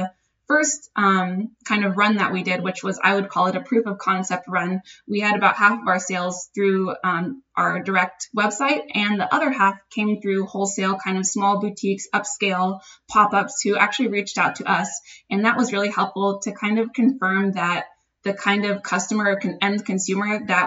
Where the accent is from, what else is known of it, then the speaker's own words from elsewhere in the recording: Dayton, Ohio, United States; moved away as an adult; also born or lived in Miami; I'm originally from Dayton, Ohio